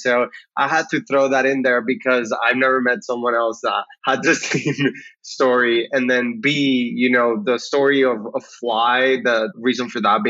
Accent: Puerto Rico; moved away as an adult; now in Austin, United States; I was actually born and raised in Puerto Rico, and I went to college in the U.S.

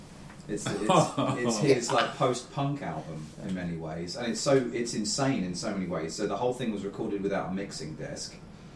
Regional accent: London, United Kingdom; growing up in London

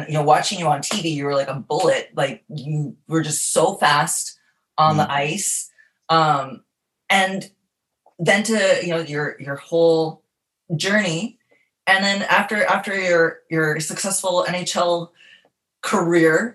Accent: Dauphin, Manitoba, Canada; also born or lived in Sifton, Manitoba; now in Marina Del Rey, United States; I am originally from Dauphin, Manitoba

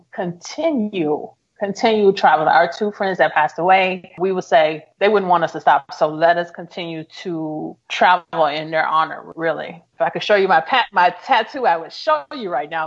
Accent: Memphis, Tennessee, United States; moved away; also born or lived in St. Louis, Missouri; at the time I was living in St. Louis, Missouri, but I'm originally from Memphis, Tennessee.

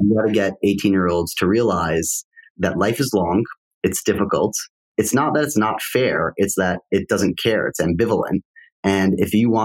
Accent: New York, United States; also born or lived in Wisconsin; I grew up in New York and I loved New York

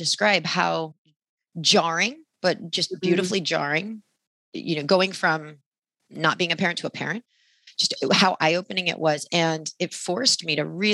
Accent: Sacramento, California, United States; I grew up in Sacramento.

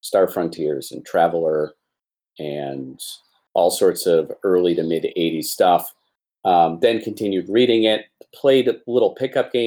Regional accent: Portland, Maine, United States; I was born in Portland, Maine

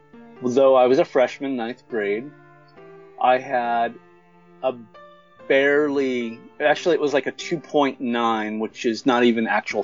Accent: Apple Valley, California, United States; I'm 42 years old, and I'm from Apple Valley, California

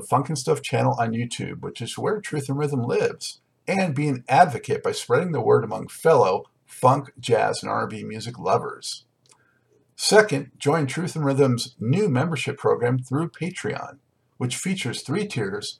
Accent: Los Angeles, California, United States; now in North Carolina, United States; I'm from Los Angeles originally. I'm out in North Carolina now

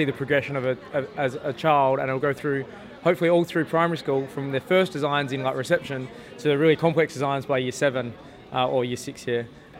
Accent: Adelaide, South Australia, Australia; Oh, we're from Adelaide.

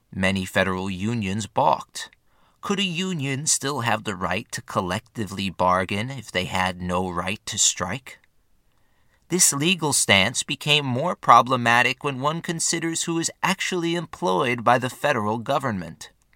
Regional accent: North Babylon, New York, United States; My hometown, North Babylon, New York

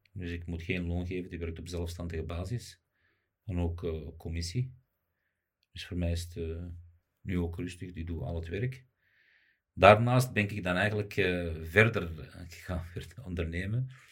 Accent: Morocco; also born or lived in Belgium; ik ben Marokkaan

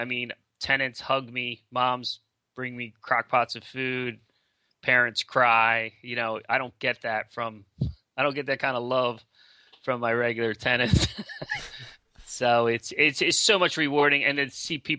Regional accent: Philadelphia, Pennsylvania, United States; I'm from Philly

